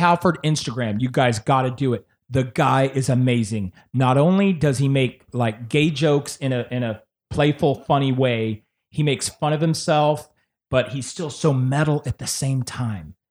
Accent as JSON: {"language": "English", "town": "San Antonio", "region": "Texas", "country": "United States", "said": "I'm from Texas"}